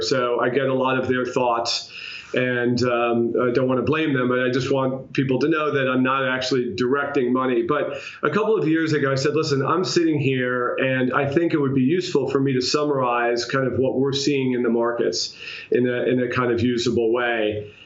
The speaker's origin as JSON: {"language": "English", "region": "New York", "country": "United States", "said": "as a New Yorker"}